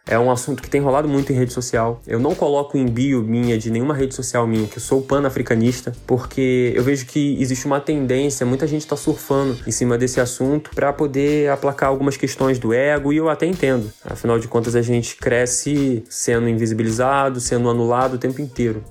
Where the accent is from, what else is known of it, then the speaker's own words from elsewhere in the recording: Brazil; numa comunidade carente que é o Morro da Fé, que é justamente o contexto onde eu cresci